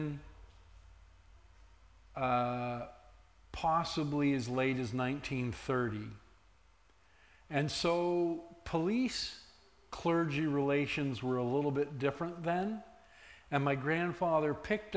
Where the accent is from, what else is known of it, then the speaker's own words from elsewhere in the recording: Sarnia, Ontario, Canada; I was born in Sarnia, Ontario, in June of 1965